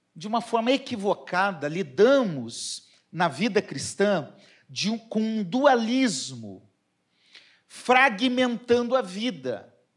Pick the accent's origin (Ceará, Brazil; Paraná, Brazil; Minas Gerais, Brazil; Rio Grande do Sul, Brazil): Paraná, Brazil; Curitiba; now in Rio de Janeiro, Brazil; Eu sou curitibano